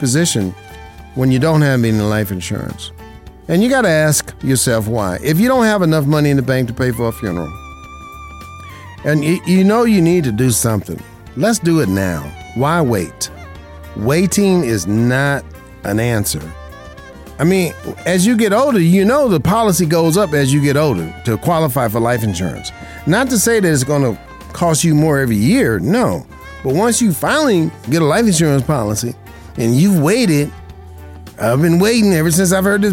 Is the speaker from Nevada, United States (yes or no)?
yes; Las Vegas, Nevada, United States; Las Vegas, Nevada, my hometown.